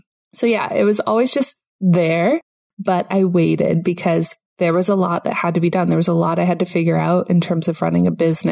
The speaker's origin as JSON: {"language": "English", "country": "Canada", "tie": "born or raised there", "moved": "as an adult", "lives_now": "Panama", "said": "myself and my whole family, we grew up in Canada"}